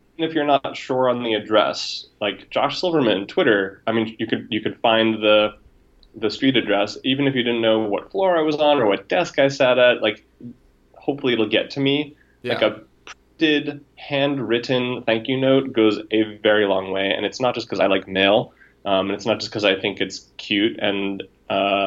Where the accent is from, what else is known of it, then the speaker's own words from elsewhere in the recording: New York, United States; moved away as an adult; also born or lived in West Coast; being a New Yorker